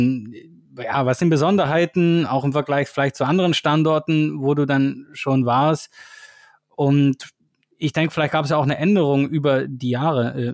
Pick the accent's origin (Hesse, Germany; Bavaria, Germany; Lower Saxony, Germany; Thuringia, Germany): Thuringia, Germany; Bad Salzungen; also born or lived in Switzerland; Geboren in der DDR in Thüringen, aufgewachsen im schönen Städtchen Bad Salzungen, als Kind schon früh mit Rockmusik in Berührung gekommen